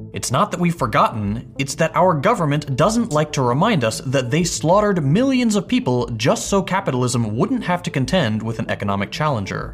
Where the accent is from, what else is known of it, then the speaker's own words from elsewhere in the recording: Texas, United States; as a Texan, you better believe I love Whataburger.